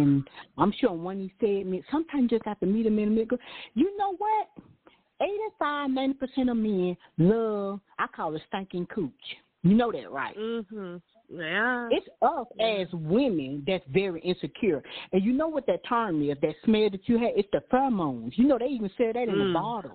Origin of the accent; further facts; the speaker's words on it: Deep South, United States; when we're growing up in the Deep South